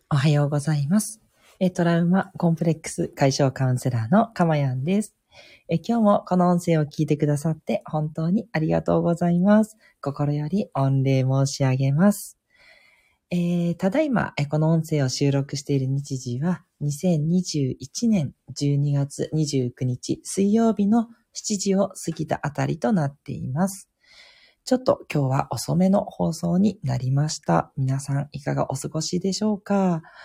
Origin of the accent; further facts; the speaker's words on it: Tokyo, Japan; 東京育ちで、あの、東京でずっと過ごしてきた